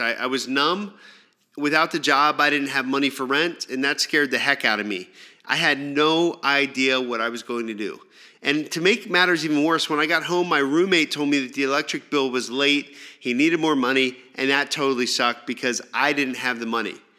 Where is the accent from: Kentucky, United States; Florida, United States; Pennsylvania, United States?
Pennsylvania, United States; moved away as an adult; also born or lived in New York City / Los Angeles; back in my hometown, I took a job selling mobile phones in a local mall. My plan was to save up some money, get out of Pennsylvania